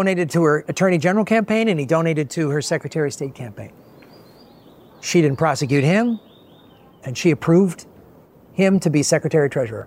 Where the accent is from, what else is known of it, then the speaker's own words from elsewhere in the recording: Chicago, Illinois, United States; I grew up in Chicago